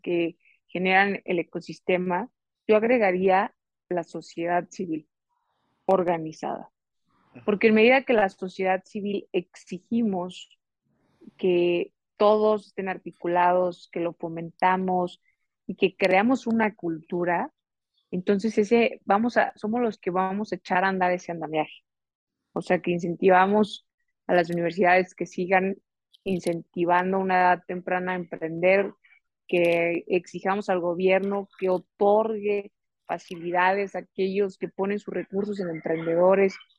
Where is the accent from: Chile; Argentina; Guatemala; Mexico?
Mexico; con los resilientes y también creativos que somos mexicanos